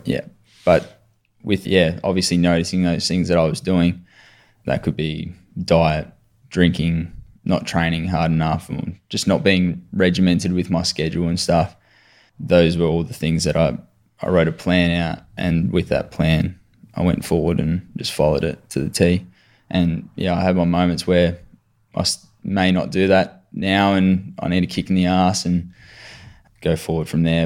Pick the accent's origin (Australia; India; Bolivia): Australia; Adelaide, South Australia; also born or lived in Mitcham, Victoria; now in Victoria, Australia; I was born in Mitcham, so over here in Victoria, and then moved over to Adelaide for dad's work when I was eight